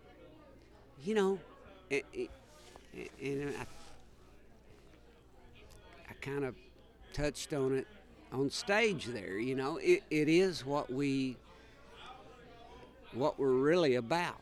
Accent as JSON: {"language": "English", "region": "Oklahoma", "country": "United States", "tie": "born or raised there", "said": "I grew up in Oklahoma"}